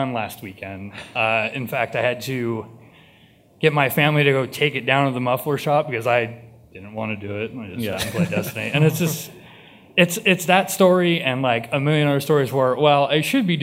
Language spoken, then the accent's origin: English; East Bay, California, United States; I'm from the East Bay.